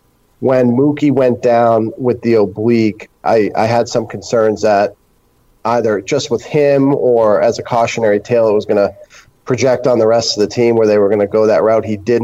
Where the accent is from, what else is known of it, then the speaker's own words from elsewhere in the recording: Centerville, Massachusetts, United States; moved away as an adult; now in Fort Lauderdale, United States; I grew up in Massachusetts in Centerville, lifelong Red Sox fan.